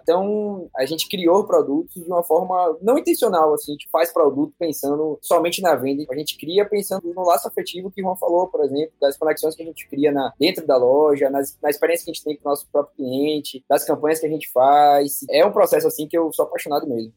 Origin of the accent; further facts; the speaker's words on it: Bahia, Brazil; eu sou, sou baiano, sou feliz demais de ter nascido aqui na Terrinha.